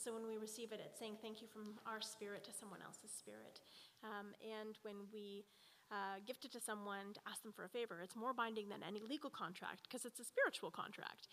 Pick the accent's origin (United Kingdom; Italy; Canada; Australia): Canada; Edmonton, Alberta; I was born here in Edmonton in an old residential school hospital